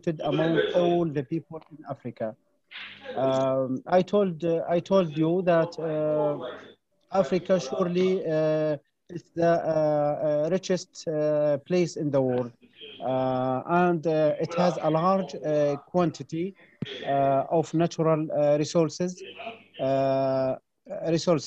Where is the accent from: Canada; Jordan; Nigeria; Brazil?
Jordan; from Jordan